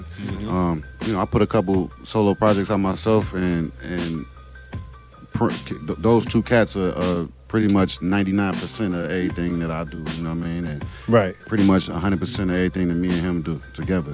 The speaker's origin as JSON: {"language": "English", "town": "Cleveland", "region": "Ohio", "country": "United States", "moved": "yes", "said": "I'm from up north. I'm from Cleveland, right. Ohio"}